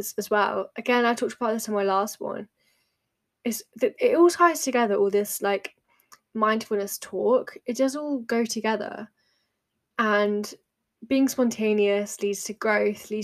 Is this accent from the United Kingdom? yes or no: yes; United Kingdom; as British people